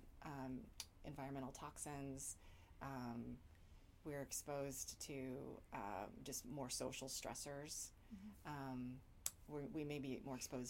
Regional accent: Texas, United States; moved away as an adult; also born or lived in Los Angeles / Boston / Ohio; now in New York, United States; I was born in Texas

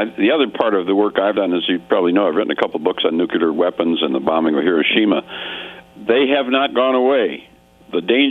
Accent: Racine, Wisconsin, United States; moved away; I'm originally from Wisconsin, Racine, Wisconsin, a small industrial town in just south of Milwaukee

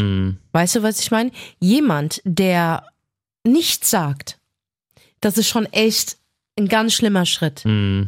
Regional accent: Germany; ich bin deutsch.

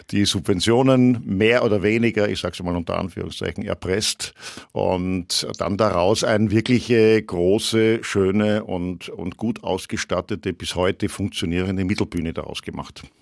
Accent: Austria; now in Germany; aber ich als Österreicher kenne diese Feindschaft nicht und äh, habe da auch keine Feindschaft erlebt

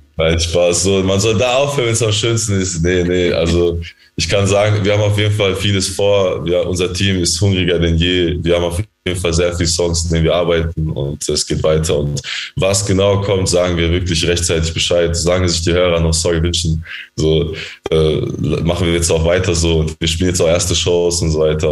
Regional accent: Germany; wir sind ja in Deutschland aufgewachsen

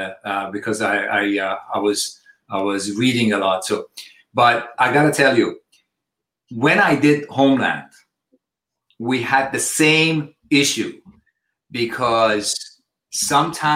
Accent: Switzerland; also born or lived in Iran; now in United States; I've been away since I was 2 years old, I was in Switzerland and I was schooled and everything

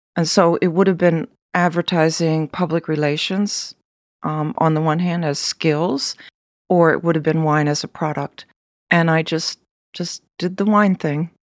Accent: United States; the American that I was

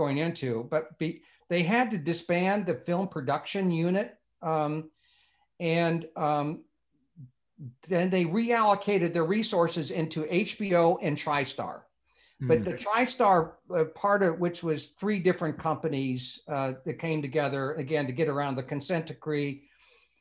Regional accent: Bloomington, Indiana, United States; moved away as an adult; also born or lived in Wilmette, Illinois / Hollywood; I grew up in Bloomington

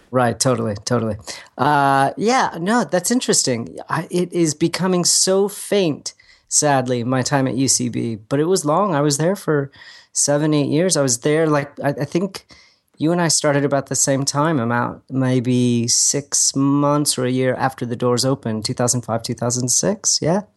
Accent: Agoura Hills, California, United States; We lived in Agora Hills when it was still, like, tumbleweeds

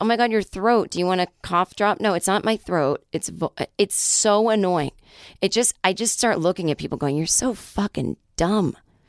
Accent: Michigan, United States; I'm from Upper Michigan, not Lower.

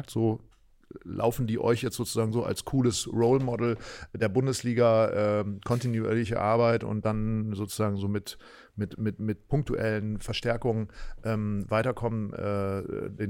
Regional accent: Berlin, Germany; die man ja auch eigentlich so auch wir ja so empfunden haben, so als Berliner.

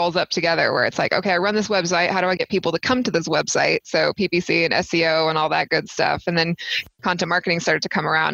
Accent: Texas, United States; moved away as an adult; now in Boulder, United States; I grew up in Texas

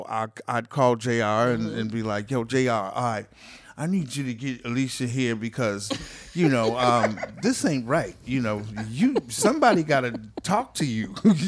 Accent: Boston, Massachusetts, United States; I mean, we grew up in Boston. Me and him had grown up in Boston together

